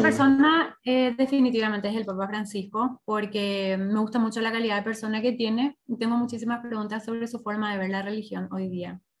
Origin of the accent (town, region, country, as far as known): Paraguay